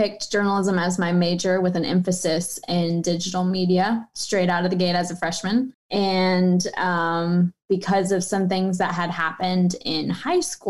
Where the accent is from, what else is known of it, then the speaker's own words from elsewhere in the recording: Wichita, Kansas, United States; moved away; went back home to Wichita. So Kansas State is like 3 hours from my hometown